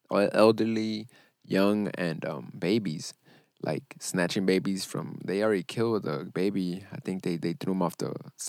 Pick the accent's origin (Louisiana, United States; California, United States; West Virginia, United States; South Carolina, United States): California, United States; We're speaking as California.